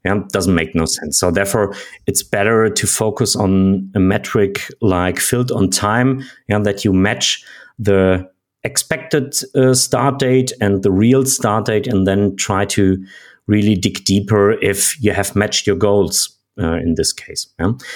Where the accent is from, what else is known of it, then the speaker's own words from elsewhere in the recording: Germany; I'm from Germany.